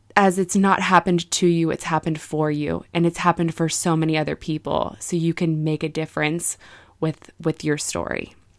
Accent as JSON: {"language": "English", "town": "Vacaville", "region": "California", "country": "United States", "said": "I'm from Vacaville, so it's about forty-five minutes"}